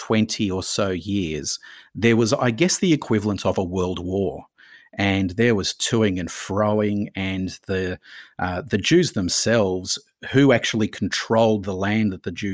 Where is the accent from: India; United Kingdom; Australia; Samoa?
Australia; But I see myself predominantly as an Australian, and this is my home here.